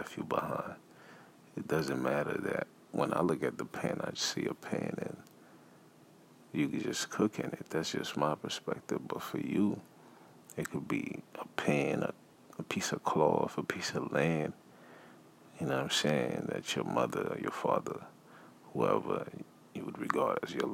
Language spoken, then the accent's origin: English; Haiti; also born or lived in United States; I was born in America, and I was raised in Haiti